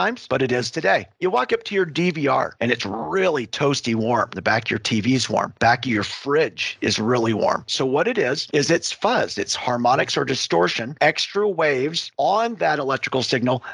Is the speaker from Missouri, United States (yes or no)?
no; Western Montana, United States; I grew up in a solar manufacturing family. Growing up in Western Montana, we had a solar panel manufacturing facility.